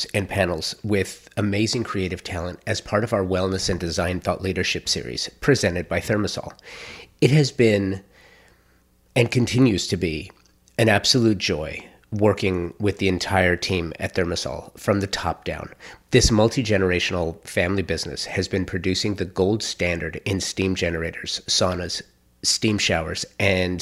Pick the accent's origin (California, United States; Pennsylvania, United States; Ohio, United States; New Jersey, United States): California, United States; Los Angeles; also born or lived in Dallas, Texas; now in Tulsa, United States; my hometown